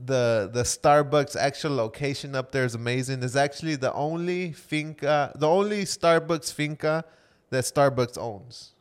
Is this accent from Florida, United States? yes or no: yes; Florida, United States; we're from Florida and we got a lot of humidity